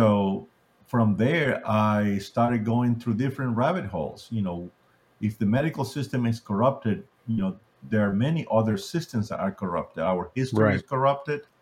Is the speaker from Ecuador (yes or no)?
yes; Ecuador; now in United States; I grew up in Ecuador, South America, and like many people down there, we're a third world country